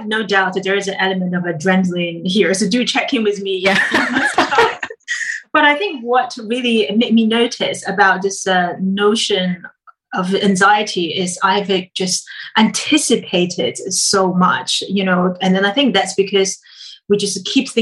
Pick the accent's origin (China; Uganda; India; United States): China; moved away; growing up in China